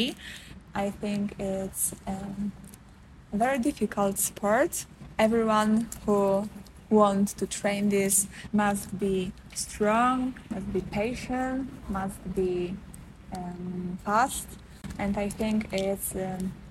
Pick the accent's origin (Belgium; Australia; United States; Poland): Poland; from Poland